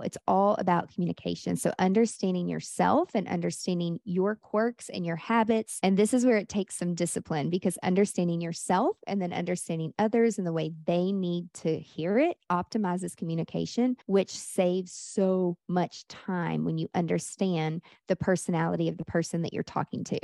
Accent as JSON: {"language": "English", "town": "Nashville", "region": "Tennessee", "country": "United States", "said": "Nashville, where I'm from"}